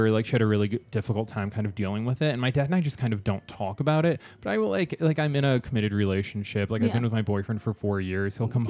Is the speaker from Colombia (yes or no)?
no; Michigan, United States; moved away; I was like from Michigan.